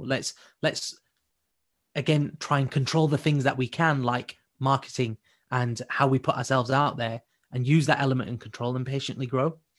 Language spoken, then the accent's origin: English; United Kingdom; our community as British Asians